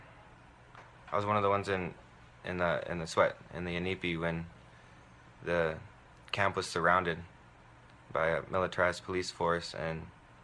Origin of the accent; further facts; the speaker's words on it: South Dakota, United States; I'm from Cheyenne River Sioux Tribe Indian Reservation, Itasipcho, Mini Koju Bands, and I live in Eagle Butte.